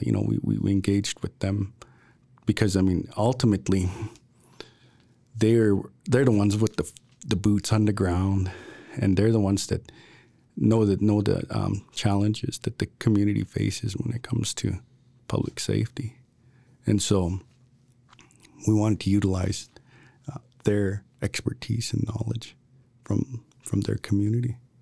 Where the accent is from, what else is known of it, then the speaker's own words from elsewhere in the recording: Piikani Nation, Alberta, Canada; I'm from the Piikani Nation